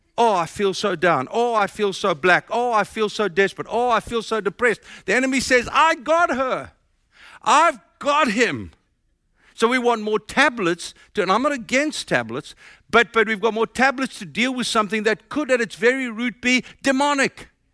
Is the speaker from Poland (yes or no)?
no; South Africa; moved away as an adult; now in United States; My accent tells you I'm from South Africa.